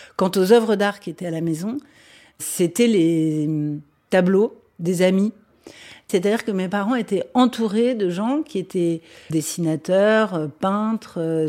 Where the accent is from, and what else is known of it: Vincennes, Île-de-France, France; born or raised there; also born or lived in Les Lilas; now in Paris, France